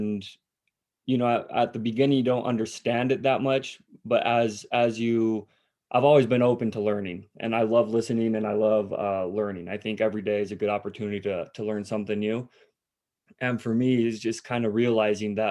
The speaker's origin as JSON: {"language": "English", "country": "Mexico", "tie": "born or raised there", "moved": "as an adult", "lives_now": "Colorado, United States", "said": "born and raised in Mexico. My parents have been down there since the early 80s"}